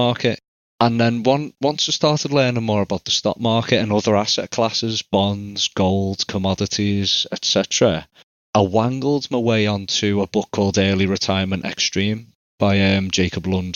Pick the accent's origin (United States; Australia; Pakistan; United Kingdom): United Kingdom; England; I'm from England.